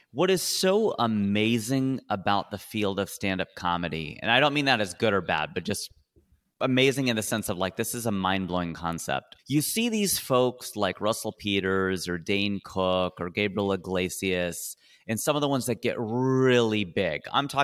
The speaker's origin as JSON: {"language": "English", "country": "India", "said": "even though I grew up watching him playing tennis because I'm Indian"}